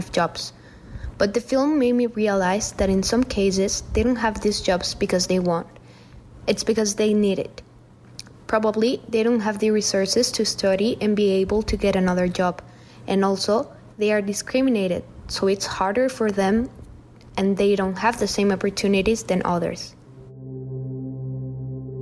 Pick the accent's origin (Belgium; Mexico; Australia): Mexico; I am from Mexico